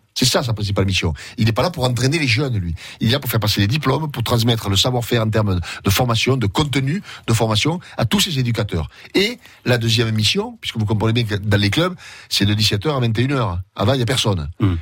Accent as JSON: {"language": "French", "town": "Gaillac", "region": "Occitania", "country": "France", "tie": "born or raised there", "said": "j'ai grandi à Gaillac"}